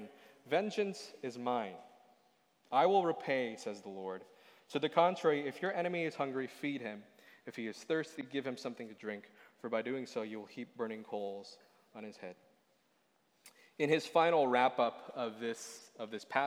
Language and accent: English; Boston, Massachusetts, United States; moved away; I come from Boston. I come from the East Coast.